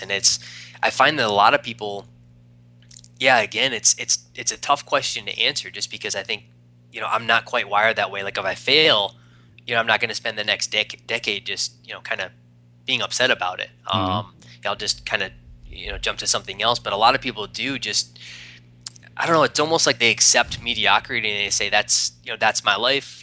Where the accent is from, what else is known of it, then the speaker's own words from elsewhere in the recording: East Coast, United States; moved away as an adult; also born or lived in Arizona; I'm from the East Coast, moved out to Arizona